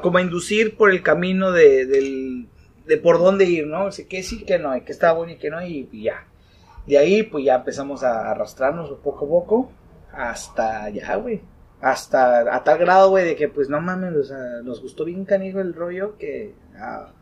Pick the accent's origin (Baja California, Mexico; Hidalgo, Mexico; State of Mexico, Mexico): Baja California, Mexico; Tijuana; somos de Tijuana